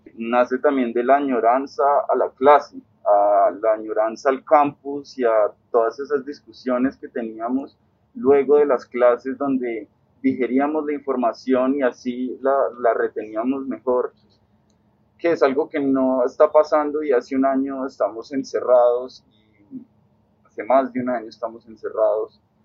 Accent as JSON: {"language": "Spanish", "country": "Colombia", "said": "como colombianos"}